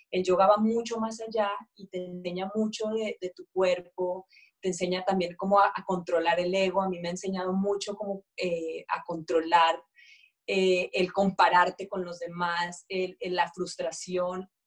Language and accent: Spanish; Mexico; Nos íbamos a, pues esto en México, ¿no? Yo soy mexicana, aunque el acento no sé